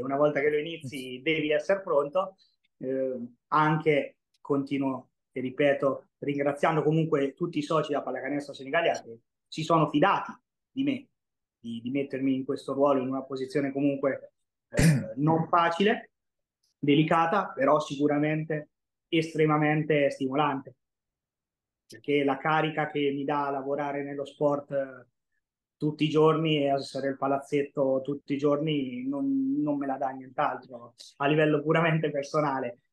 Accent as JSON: {"language": "Italian", "town": "Senigallia", "region": "Marche", "country": "Italy", "tie": "born or raised there", "also_born_or_lived": "Orlando", "said": "nasco a Senigallia nel 96 eh, da una famiglia nemmeno particolarmente sportiva"}